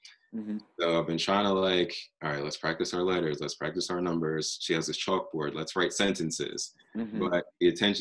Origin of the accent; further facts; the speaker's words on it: Delaware, United States; moved away as an adult; now in Maryland, United States; I'm from Delaware. Good old Delaware